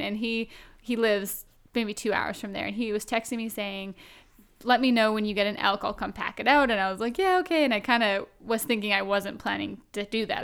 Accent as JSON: {"language": "English", "area": "Vancouver Island", "region": "British Columbia", "country": "Canada", "said": "I'm from out west. I'm from Vancouver Island"}